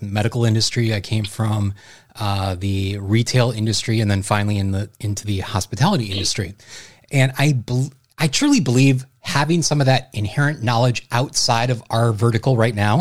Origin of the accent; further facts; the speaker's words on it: Wisconsin, United States; Growing up in Wisconsin